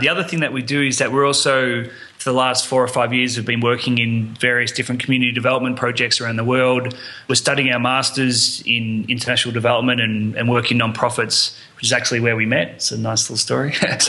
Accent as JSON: {"language": "English", "town": "Melbourne", "region": "Victoria", "country": "Australia", "moved": "yes", "said": "I'm from Melbourne, Australia."}